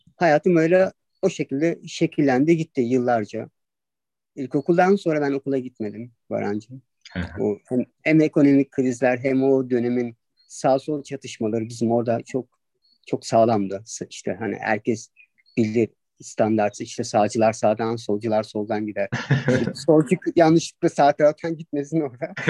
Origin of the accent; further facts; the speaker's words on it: Adapazarı, Sakarya, Turkey; moved away as an adult; Çocukluğum vardı Adapazarı'nın Akdeniz ilçesinde geçti